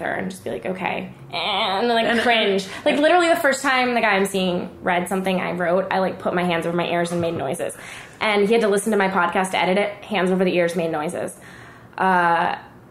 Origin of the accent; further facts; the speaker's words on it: Allentown, Pennsylvania, United States; now in Los Angeles, United States; I grew up in Allentown